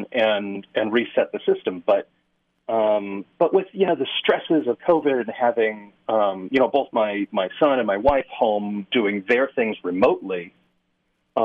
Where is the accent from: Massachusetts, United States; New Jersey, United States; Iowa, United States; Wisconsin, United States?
Massachusetts, United States; Western; moved away; also born or lived in California / Idaho; I grew up in Western Massachusetts